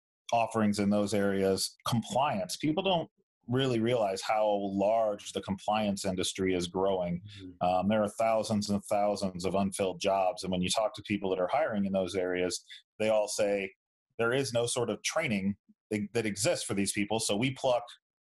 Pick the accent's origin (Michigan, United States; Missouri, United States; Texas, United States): Missouri, United States; St. Louis; moved away as an adult; now in Tempe, United States; I went from living in the same room my entire life, growing up there in St. Louis